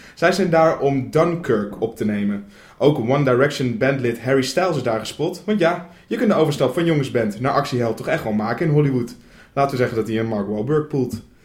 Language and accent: Dutch; Netherlands; wij als Nederlanders